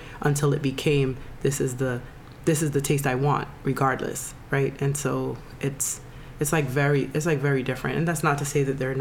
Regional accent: Jamaica; I'm Jamaican

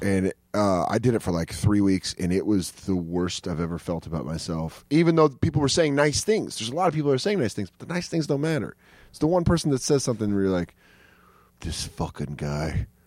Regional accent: Aurora, Colorado, United States; now in New York, United States; I grew up in Aurora

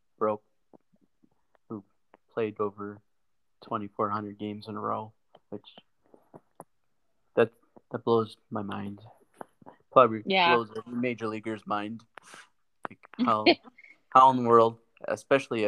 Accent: Bathgate, North Dakota, United States; now in Grand Forks, United States; I'm actually from farther north than that town. I'm sure you've never heard of, which is it's called Bathgate, North Dakota

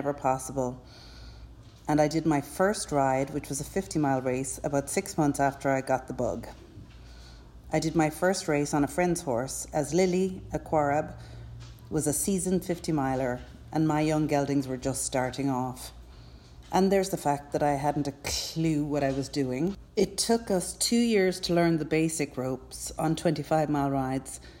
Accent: Cork, Munster, Ireland; now in United States; As you can tell from my accent, I'm not actually American. I grew up in Ireland, in Cork

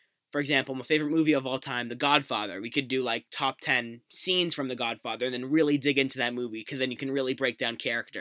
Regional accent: Massachusetts, United States; We're Celtics fans. We're from Massachusetts.

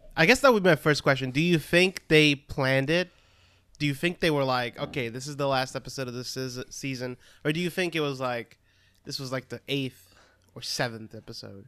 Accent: Brazil; English is a second language; moved away as an adult; now in United States; I am originally from Brazil. I only moved to the U S a couple of years back

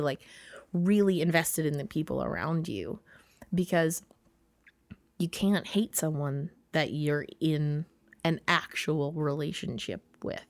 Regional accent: Minnesota, United States; I'm so Minnesotan

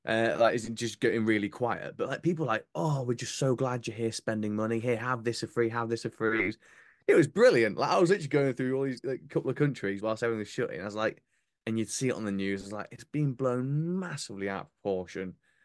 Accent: Yorkshire and the Humber, United Kingdom; I grew up in North Yorkshire.

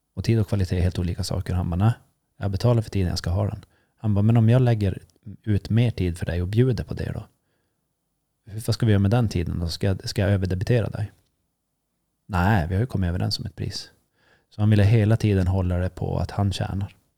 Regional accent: Sweden; det är jag som är svensk

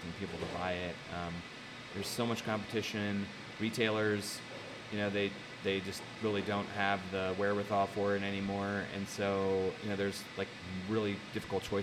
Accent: Carmel, Indiana, United States; I grew up in Carmel. I graduated from Carmel High School in 91

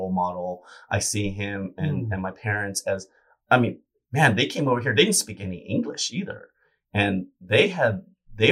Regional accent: California, United States; Born and raised in California

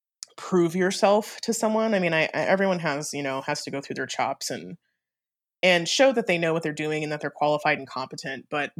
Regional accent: Germany; born there; So I was born in Germany. Both of my parents were in the military, and both of my parents were in the army.

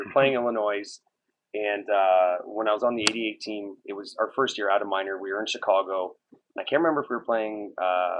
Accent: Woodslee, Ontario, Canada; I'm from Woodsley

